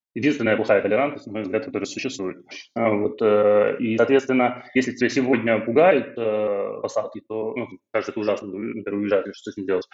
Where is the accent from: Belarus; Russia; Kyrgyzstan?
Belarus; moved away as an adult; now in Georgia; я белорус